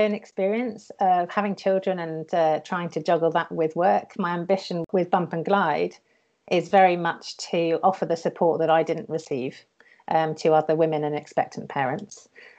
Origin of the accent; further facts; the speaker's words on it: France; now in United Kingdom; so I grew up in France.